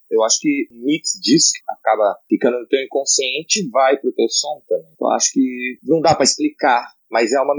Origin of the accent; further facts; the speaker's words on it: Brazil; moved away; três brasileiros somos brasileiros com muito orgulho.